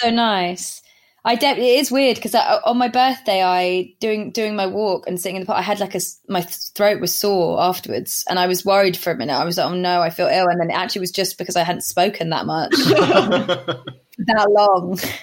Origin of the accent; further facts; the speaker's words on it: Somerset, South West England, United Kingdom; now in London, United Kingdom; I grew up in Somerset